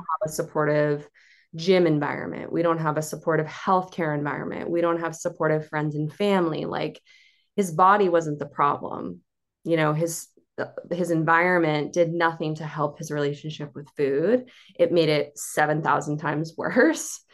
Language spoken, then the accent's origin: English; Cape Cod, Massachusetts, United States; I'm from the Cape